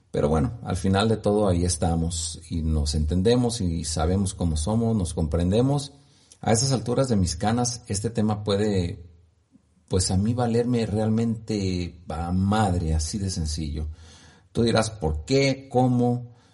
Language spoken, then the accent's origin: Spanish; Guanajuato, Mexico; born there; also born or lived in Morelia / Uruapan / San Diego / Orlando; now in Ciudad Guzmán, Mexico; Nací en Guanajuato, viví en Morelia, viví en Uruapan, regresé a Morelia, de nuevo estuve en Uruapan, fui a San Diego, California, viví en Orlando, Florida, en Puerto Rico, en Uruapan, en Chicago